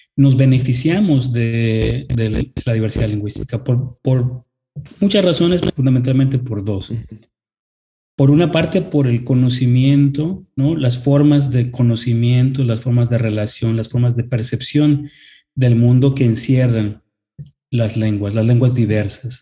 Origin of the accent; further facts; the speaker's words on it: Mexico; como el inglés en nuestro país